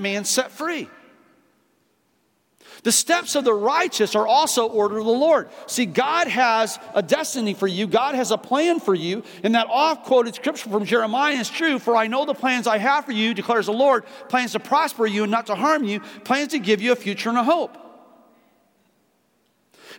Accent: Midwest, United States; moved away; I grew up in two areas. I grew up in the Midwest

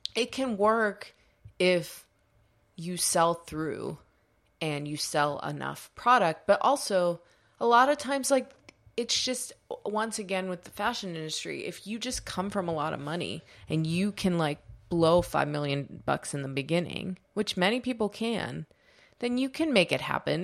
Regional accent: United States; we're American

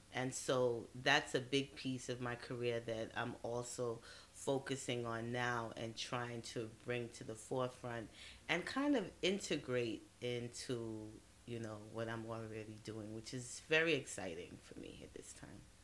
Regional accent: New York City, New York, United States; also born or lived in Trinidad and Tobago; growing up in Brooklyn

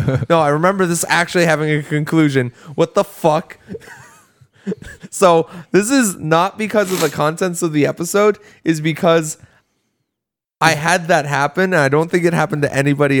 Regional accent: United States; as an American

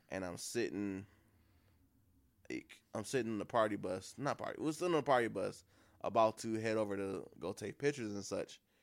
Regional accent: Beaconsfield off the Mack, Michigan, United States; the place where I grew up at over on Beaconsfield off the Mac.

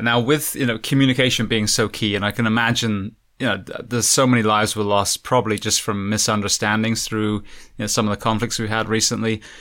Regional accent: England, United Kingdom; now in United States; I'm, I'm originally from England

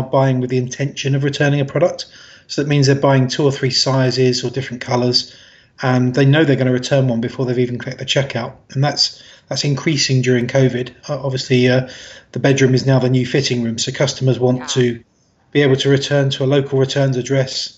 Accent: London, United Kingdom; I'm from London originally

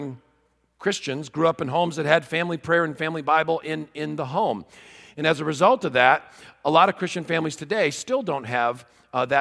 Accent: Wheaton, Illinois, United States; I'm from Wheaton, Illinois

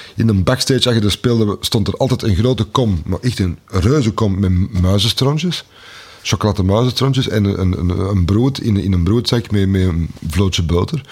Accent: Antwerp, Flanders, Belgium; also born or lived in Pulderbos; ik ben eh, geboren op het Keel. Ik ben uh, deels grootgebracht op het Keel.

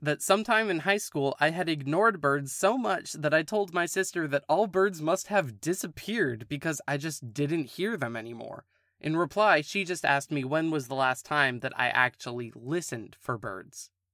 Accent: California, United States; Born and raised in California

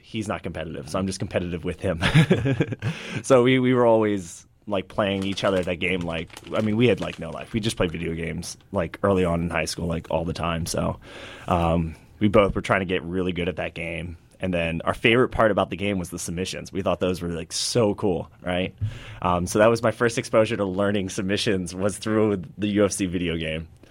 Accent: Hagerstown, Maryland, United States; my hometown, Hagerstown, Maryland

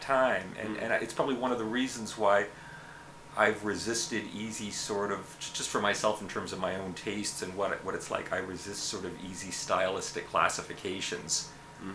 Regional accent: Montreal, Quebec, Canada; moved away; I grew up in Montreal

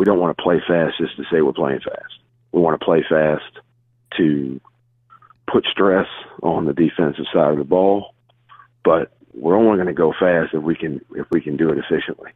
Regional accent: Bayville, New Jersey, United States; I'm actually from Bayville, New Jersey

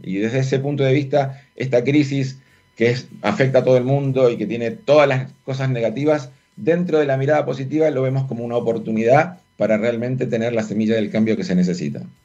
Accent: Argentina; accent: Argentine; moved away as an adult; also born or lived in Buenos Aires; now in Chile; yo soy argentino. Eso es, un, sello que no puedo evitar con, el tono de mi voz.

